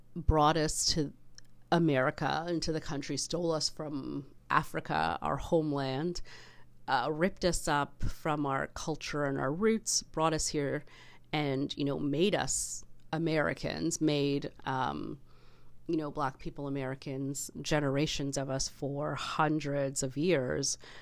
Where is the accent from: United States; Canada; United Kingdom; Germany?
Canada; I love being Canadian